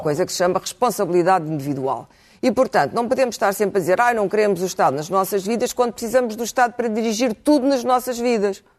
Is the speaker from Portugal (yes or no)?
yes; Portugal; enquanto portuguesa